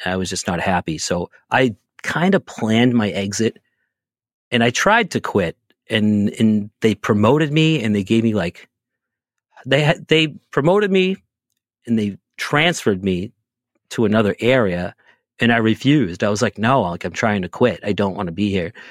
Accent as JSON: {"language": "English", "town": "Boston", "region": "Massachusetts", "country": "United States", "said": "I'm from the Boston area"}